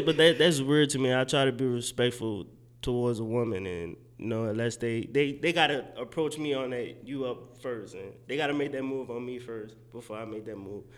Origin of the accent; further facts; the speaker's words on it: New Orleans, Louisiana, United States; moved away as an adult; also born or lived in Mississippi; now in Dallas, United States; I'm originally from New Orleans, born and raised